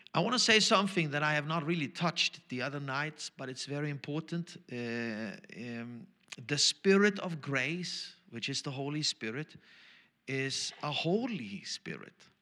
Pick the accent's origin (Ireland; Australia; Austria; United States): Austria; first language German; English is a second language; I'm Austrian German